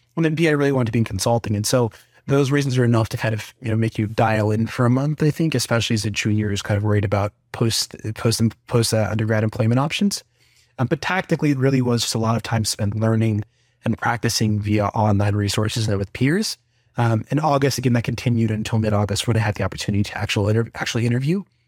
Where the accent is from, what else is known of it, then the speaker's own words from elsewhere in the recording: Atlanta, Georgia, United States; born and raised in Atlanta, Georgia, where I actually went to high school and college here at Emory University.